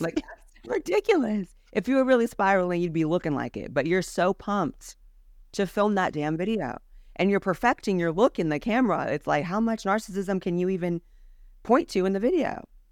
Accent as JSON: {"language": "English", "region": "California", "country": "United States", "tie": "born or raised there", "said": "I was raised as someone in the California school system"}